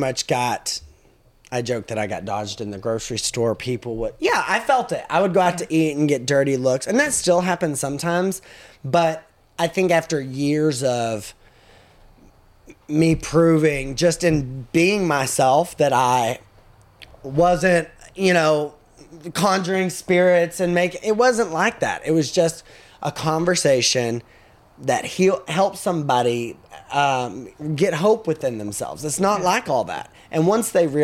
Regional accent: Cookeville, Tennessee, United States; also born or lived in McMinnville, Tennessee; I'm from McMinnville. So, right down the road. So, yeah. I grew up there. I actually grew up in Cookeville and moved back to McMinnville whenever I got out of high school

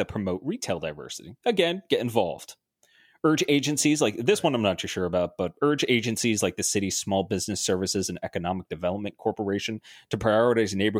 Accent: New Jersey, United States; I live in a city. I'm from New Jersey.

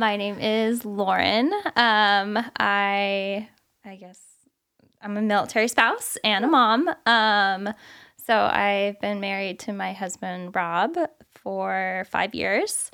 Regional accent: California, United States; moved away as an adult; also born or lived in Arizona / South Carolina / Hawaii; now in Illinois, United States; I'm from California

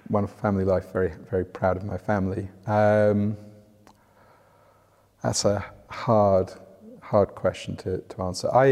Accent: North West England, United Kingdom; also born or lived in Oxford; now in London, United Kingdom; Uh, yeah, just outside Liverpool. Uh, my parents were from Yorkshire, so my accent's definitely not from down here.

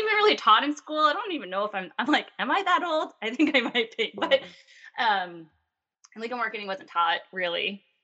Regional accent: Long Island, New York, United States; accent: Long Island; my Long Island accent

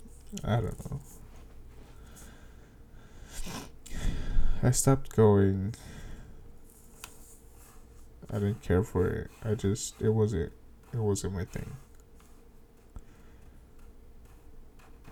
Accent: Dallas, Texas, United States; We grew up in Oak Cliff. Yeah, Oak Cliff, that's my hood

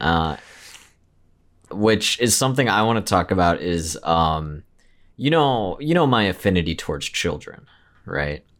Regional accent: Midwest, United States; we both growing up in the Midwest

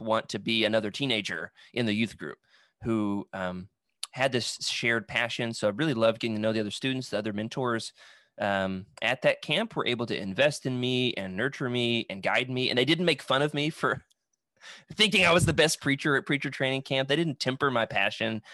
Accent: Russellville, Arkansas, United States; I'm originally from Russellville, Arkansas

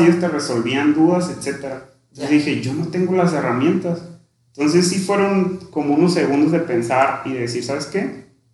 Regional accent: Sierra de Badiraguato, Sinaloa, Mexico; moved away as an adult; also born or lived in Ciudad Obregón, Sonora; yo me crié en una comunidad rural allá en la Sierra de Guadiraguato, orgullosamente. Ahí prácticamente desde que nací hasta los 17 años

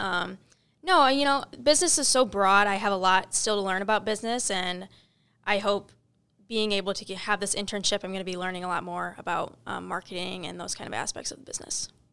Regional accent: Northern Illinois, United States; now in Cincinnati, United States; I am from Northern Illinois

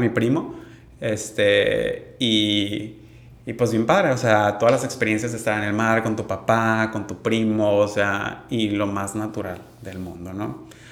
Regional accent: Mazatlán, Sinaloa, Mexico; also born or lived in Monterrey; Crecí aquí en Mazatlán, en esta cultura de, mar, playa

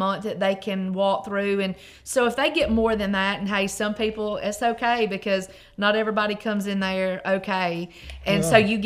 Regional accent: Boonville, Mississippi, United States; I am from Boonville.

